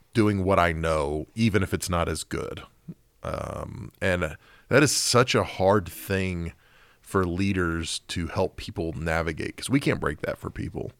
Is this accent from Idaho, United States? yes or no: no; Oklahoma City, Oklahoma, United States; when I was growing up in Oklahoma City